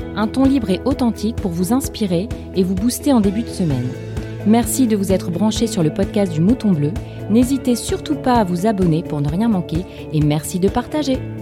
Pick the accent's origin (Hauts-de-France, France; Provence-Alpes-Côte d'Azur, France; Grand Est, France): Hauts-de-France, France; Lille; Je suis lilloise